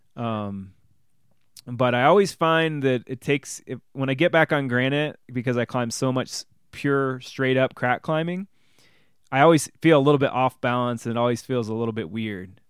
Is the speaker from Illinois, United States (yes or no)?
yes; Bloomington, Illinois, United States; moved away as an adult; I grew up in, in Bloomington Normal